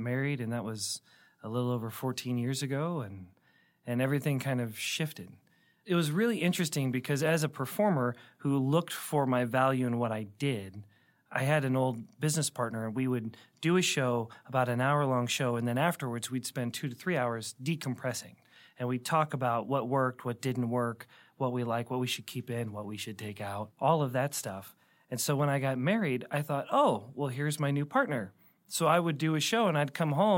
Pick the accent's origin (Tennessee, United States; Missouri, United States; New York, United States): Missouri, United States; St. Louis; I grew up in Baldwin here in St. Louis.